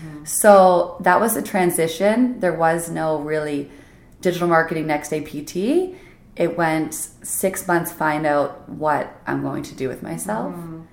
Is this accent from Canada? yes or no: yes; Nova Scotia, Canada; also born or lived in New Brunswick; Nova Scotia / New Brunswick.